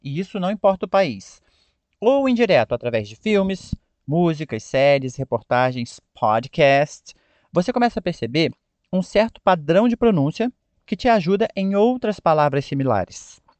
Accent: Brazil; nós, como brasileiros, falantes do português

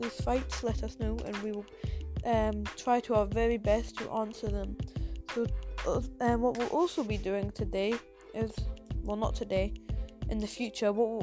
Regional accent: England, United Kingdom; if you are laughing at my accent, then yes, I am English.

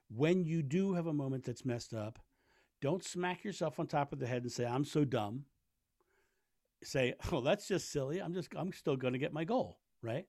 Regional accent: Rehoboth Beach, Delaware, United States; now in Fairlawn, United States; I grew up in Rehoboth Beach, Delaware, which is a beautiful

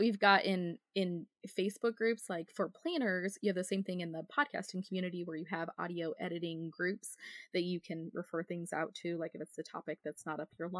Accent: Northern Idaho, United States; moved away; I'm from Northern Idaho originally. And so a lot of kids that most of my friends when I was growing up were homeschooled.

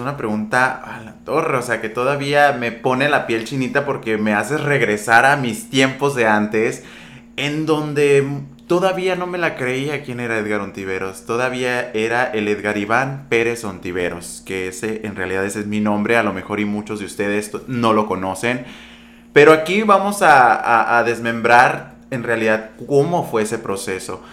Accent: Empalme, Sonora, Mexico; moved away as an adult; now in Hermosillo, Mexico; De Empalme, Sonora. Originario de un ejido. Yo crecí en un ejido.

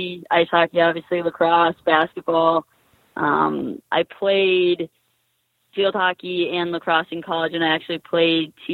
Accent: Massachusetts, United States; also born or lived in Boston; growing up, I'm from Massachusetts

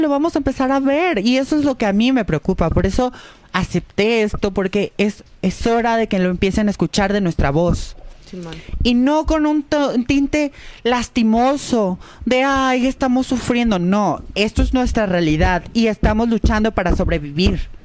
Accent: Guadalajara, Jalisco, Mexico; yo soy de Guadalajara

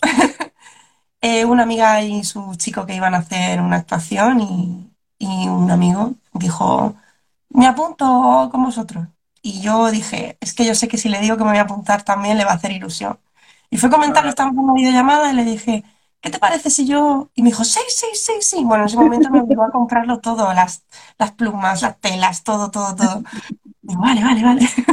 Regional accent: Cartagena, Region of Murcia, Spain; moved away; yo empecé en Cartagena, que es de donde yo soy, donde yo era, me mudé, ya no vivo en Cartagena

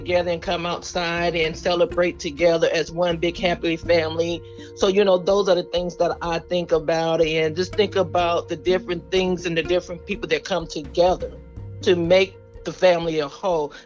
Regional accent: Chicago, Illinois, United States; now in Texas, United States; I was born and raised in Chicago, moved to Texas about 88

